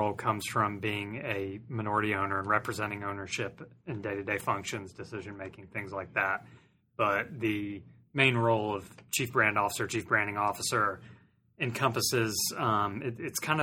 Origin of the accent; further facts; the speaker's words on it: Greenville, South Carolina, United States; also born or lived in Washington, D.C.; I was born and raised in Greenville, went to Clemson, so very local.